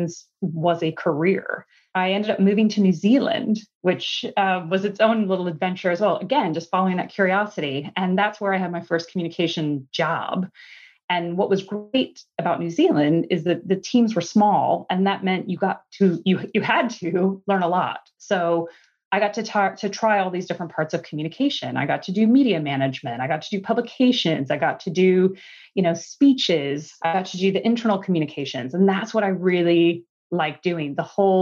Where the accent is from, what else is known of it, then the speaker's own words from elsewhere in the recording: Indiana, United States; accent: Midwestern; moved away as an adult; now in London, United Kingdom; I'm actually from the US originally. And I think I've held on to my Midwestern accent